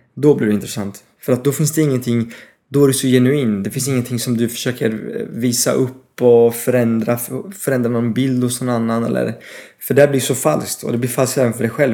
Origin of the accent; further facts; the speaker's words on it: Paris, Île-de-France, France; Swedish is a second language; also born or lived in United Kingdom / Malmö, Sweden / Östergötland, Sweden / Norway; now in Stockholm, Sweden; Jag är halvfransk, halvbritt.